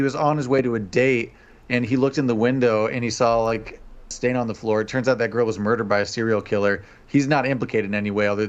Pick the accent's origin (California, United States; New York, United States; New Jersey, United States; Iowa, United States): Iowa, United States; We're from Iowa.